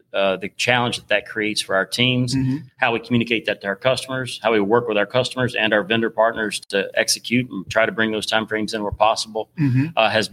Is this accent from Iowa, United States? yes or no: no; North Carolina, United States; I am not from Georgia. I am originally from North Carolina.